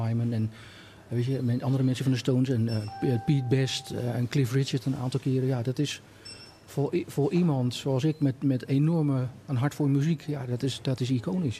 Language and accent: Dutch; Hilversum, North Holland, Netherlands; also born or lived in Nijverdal / Vinkeveen; ik natuurlijk van oorsprong een tukker ben, eh, maar opgegroeid ben in Hilversum